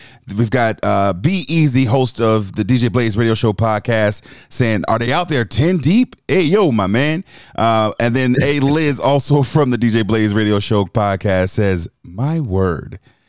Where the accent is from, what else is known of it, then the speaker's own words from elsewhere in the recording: Charleston, South Carolina, United States; I'm rocking with my West Ashley Wildcats because I'm from West.